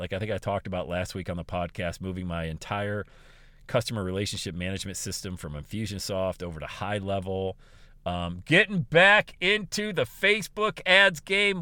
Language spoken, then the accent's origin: English; Bradford, Pennsylvania, United States; also born or lived in Buffalo, New York / Southwest Ohio; now in Ohio, United States; my hometown of Bradford, P